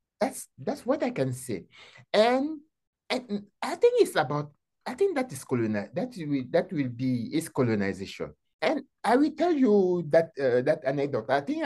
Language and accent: English; Cameroon; moved away as an adult; now in United States; I'm an African in America, because I cannot understand what it means to be African American. I did not experience slavery. I did not experience the Jim Crow or so other thing. I came from Africa